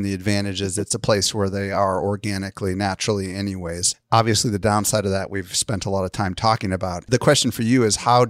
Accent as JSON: {"language": "English", "region": "Midwest", "country": "United States", "tie": "born or raised there", "said": "Free is like, I don't know, I grew up in the Midwest and we had these little light zappers, you know, and the bugs would fly towards it."}